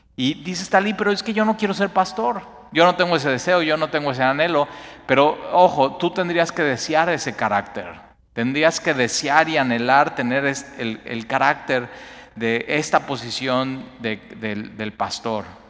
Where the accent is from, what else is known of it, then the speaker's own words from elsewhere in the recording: Mexico; como mexicanos